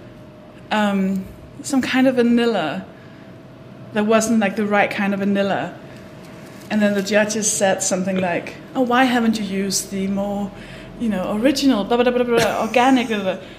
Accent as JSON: {"language": "English", "country": "Denmark", "moved": "as an adult", "lives_now": "United Kingdom", "said": "I'm from Denmark"}